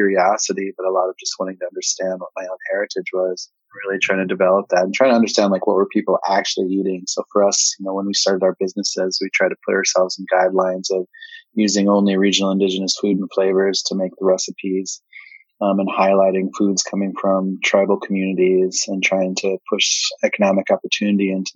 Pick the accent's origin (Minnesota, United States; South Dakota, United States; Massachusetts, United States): South Dakota, United States; Pine Ridge Reservation; moved away as an adult; also born or lived in Spearfish, South Dakota; now in Minneapolis, United States; I grew up on Pine Ridge Reservation, so I'm enrolled with the Oglala Lakota